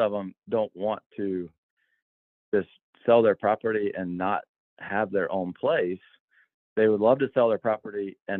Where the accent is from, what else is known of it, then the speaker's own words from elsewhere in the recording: Albany, Georgia, United States; moved away; also born or lived in South Carolina; I grew up in Albany, Georgia, started working on plantations back in 1995 at 16 years old